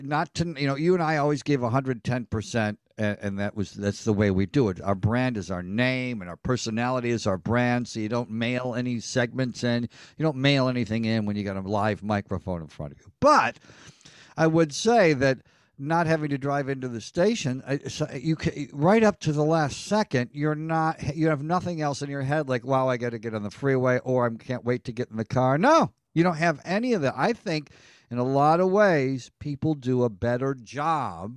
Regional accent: Elmira, New York, United States; now in Los Angeles, United States; we grew up in the Northeast in upstate New York

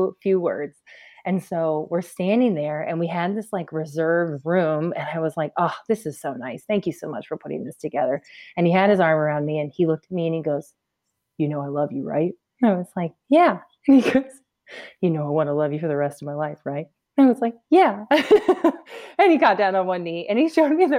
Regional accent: Rockford, Michigan, United States; moved away as an adult; also born or lived in Indianapolis / New Jersey; we're originally from Rockford, Michigan, which is right around Grand Rapids

